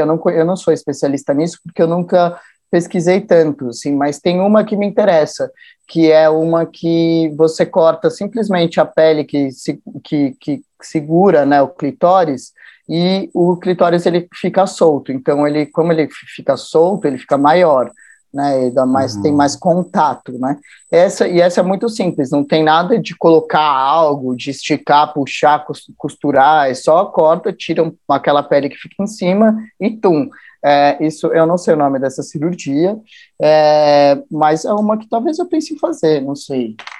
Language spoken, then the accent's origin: Portuguese; São Paulo, Brazil; also born or lived in Jarinu, São Paulo; Eu sou da Zona Norte, do Parque Novo Mundo, cresci na Vila Maria, ali por ali